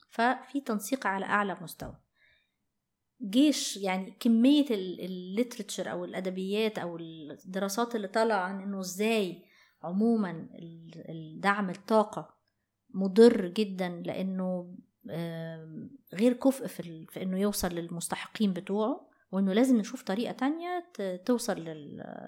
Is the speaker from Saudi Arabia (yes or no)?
no; Egypt; احنا عندنا في مصر